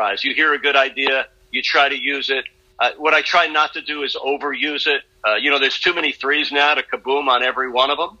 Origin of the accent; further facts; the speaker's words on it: New York, United States; moved away as an adult; now in Miami, United States; a young kid growing up in New York